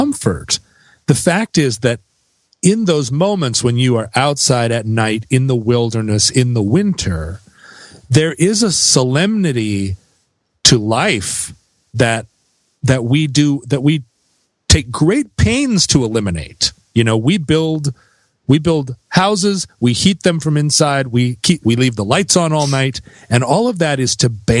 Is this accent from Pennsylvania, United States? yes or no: no; Alaska, United States; growing up in Alaska